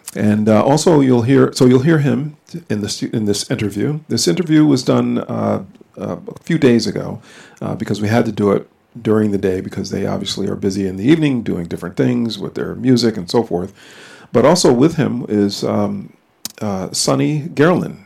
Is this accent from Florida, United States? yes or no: no; Connecticut, United States; now in North Carolina, United States; I'm from Connecticut